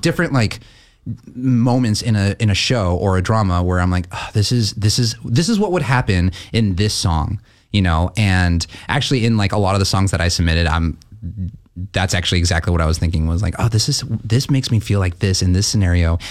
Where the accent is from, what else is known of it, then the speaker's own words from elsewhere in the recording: Gresham, Oregon, United States; I'm from Gresham. I came up from Gresham